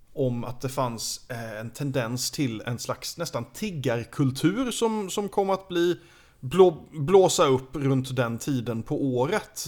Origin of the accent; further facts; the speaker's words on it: Sweden; som svensk